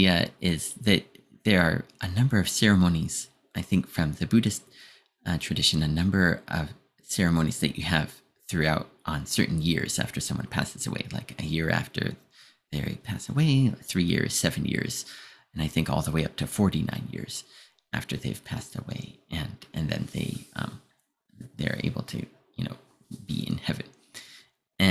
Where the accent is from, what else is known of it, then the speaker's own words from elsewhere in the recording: United States; being American